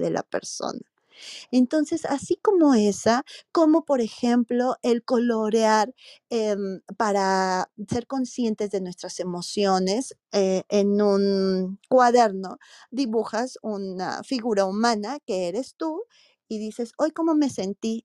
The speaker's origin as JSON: {"language": "Spanish", "town": "Morelia", "region": "Michoacán", "country": "Mexico", "said": "yo soy de Morelia, Michoacán, un estado en, en el país de México"}